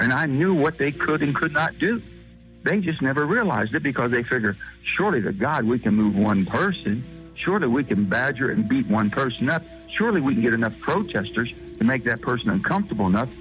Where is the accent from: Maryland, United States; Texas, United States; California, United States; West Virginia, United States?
West Virginia, United States; I'm from West Virginia